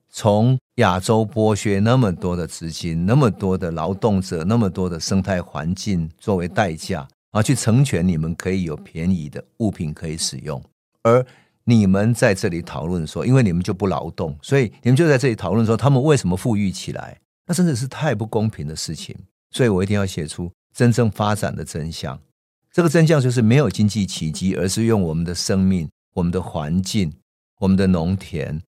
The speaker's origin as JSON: {"language": "Chinese", "country": "Taiwan", "tie": "born or raised there", "moved": "yes", "said": "我的家乡台湾"}